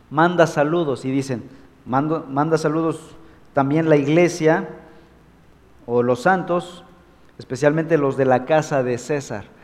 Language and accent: Spanish; Mexico